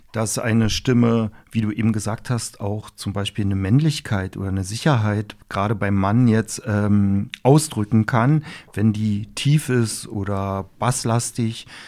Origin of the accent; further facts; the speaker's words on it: Berlin, Germany; Das kenne ich als Berliner so gar nicht.